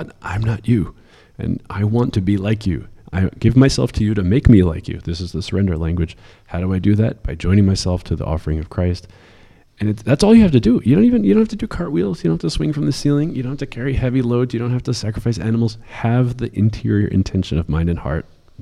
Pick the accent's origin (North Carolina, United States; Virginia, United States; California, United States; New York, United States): New York, United States; growing up in New York